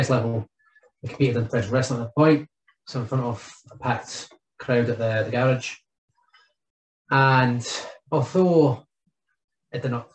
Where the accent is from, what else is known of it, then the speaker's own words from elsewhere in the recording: Fife, Scotland, United Kingdom; being from the area from when I grew up in Fife